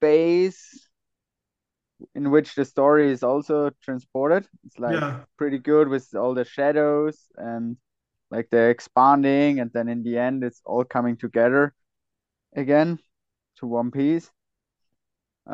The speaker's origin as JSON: {"language": "English", "region": "Salzburg", "country": "Austria", "tie": "born or raised there", "said": "I'm originally from Salzburg, but my mom is from Kitzbühel"}